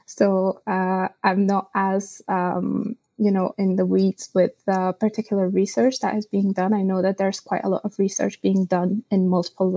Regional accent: Sofia, Sofia City, Bulgaria; I come from Sofia, Bulgaria

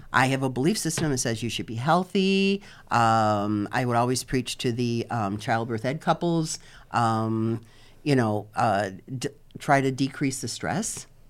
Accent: Chicago, Illinois, United States; now in Fort Lauderdale area, United States; I'm originally from Chicago, uh, permanently now living in, uh, about fifteen minutes south of Fort Lauderdale

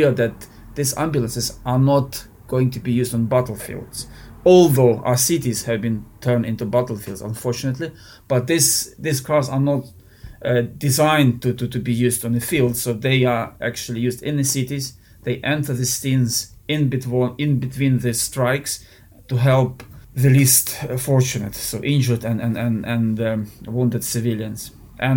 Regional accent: Lviv, Lviv Oblast, Ukraine; now in United Kingdom; we are from Lviv. It's a very western part of Ukraine

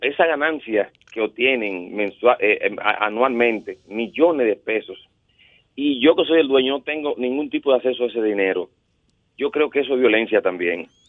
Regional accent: Dominican Republic; nosotros, los ciudadanos dominicanos

